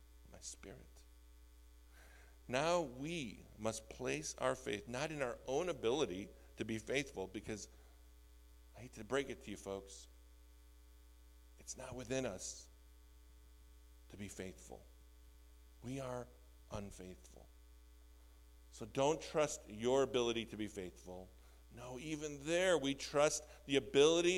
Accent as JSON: {"language": "English", "town": "Skokie", "region": "Illinois", "country": "United States", "tie": "born or raised there", "said": "I grew up in the North Shore in Skokie"}